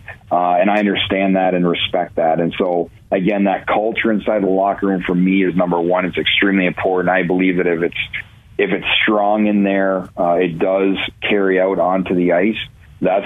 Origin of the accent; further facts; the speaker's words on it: Ontario, Canada; moved away; also born or lived in Cleveland, Ohio; growing up in Ontario